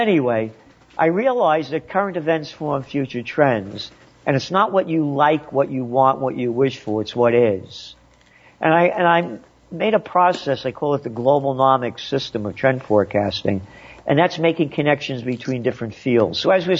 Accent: New York City, New York, United States; also born or lived in Yonkers, New York; now in Kingston, New York, United States; I was born in the Bronx

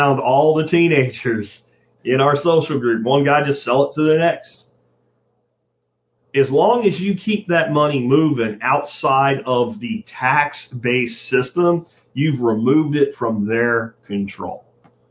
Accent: Jacksonville, Florida, United States; I grew up in Jacksonville, Florida in the 80s

